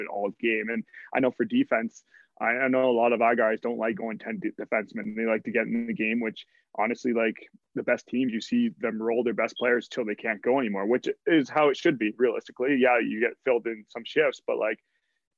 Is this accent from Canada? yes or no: yes; Kitchener, Ontario, Canada; I grew up in Kitchener